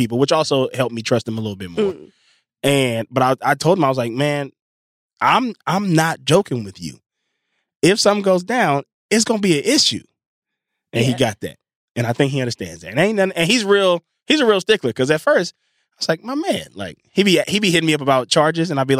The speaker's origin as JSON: {"language": "English", "town": "Inglewood", "region": "California", "country": "United States", "also_born_or_lived": "Mississippi", "said": "I'm from Englewood"}